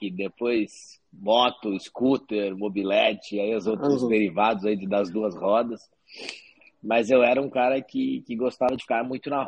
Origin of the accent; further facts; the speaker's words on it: Paraguaçu Paulista, São Paulo, Brazil; eu sou do, do interior de São Paulo, uhum. de Paraguaçu Paulista, uma cidade de 45 mil habitantes. Então a minha infância toda foi lá até 21 anos.